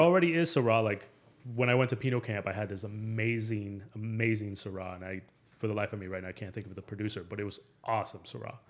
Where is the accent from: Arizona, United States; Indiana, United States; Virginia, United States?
Arizona, United States; Phoenix; also born or lived in Mexico City; I'm originally from Mexico City, uh, but I grew up in Phoenix. I pretty much consider myself a local.